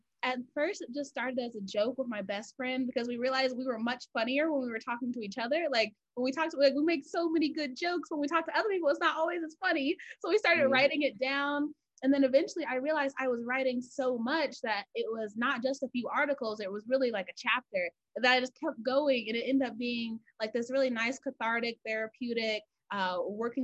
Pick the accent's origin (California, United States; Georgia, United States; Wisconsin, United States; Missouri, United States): Georgia, United States; I'm from Georgia. So I was like, I don't want to stay here, I have to leave